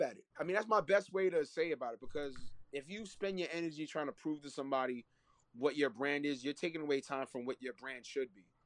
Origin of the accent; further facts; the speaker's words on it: New York City, New York, United States; also born or lived in Laurelton, Queens; I was born in Harlem. You know what I mean? In East Harlem, I was born in.